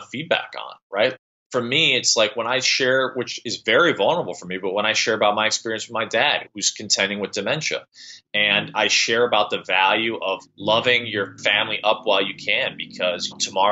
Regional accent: Midwest, United States; moved away; I'm from the Midwest and go back frequently

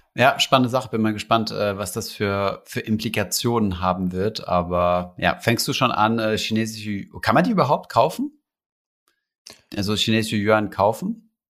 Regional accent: Germany; bei uns in Deutschland

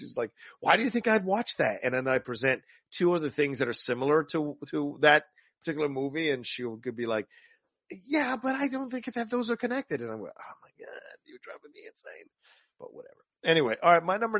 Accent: the South, United States; I grew up in the South

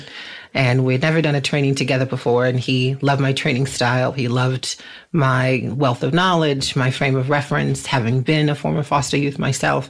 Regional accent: Boston, Massachusetts, United States; moved away as an adult; now in Los Angeles, United States; I hail from Boston, Massachusetts

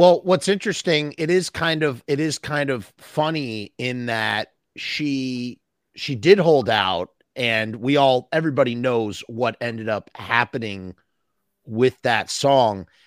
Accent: Westchester, New York, United States; I'm from Westchester, New York

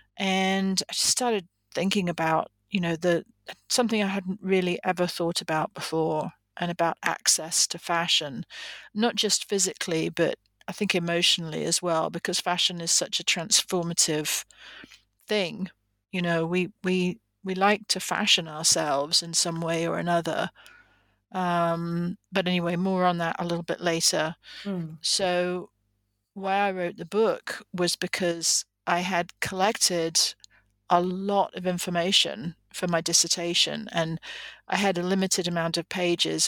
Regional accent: England, United Kingdom; moved away as an adult; now in United States; I am originally from England

